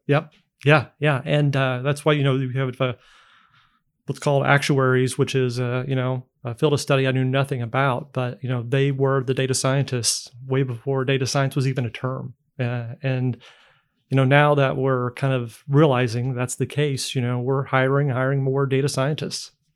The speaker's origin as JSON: {"language": "English", "region": "Indiana", "country": "United States", "moved": "as an adult", "said": "I'm from Indiana originally. Uh, we left fifteen years ago to work elsewhere and, um, lucky enough to come back"}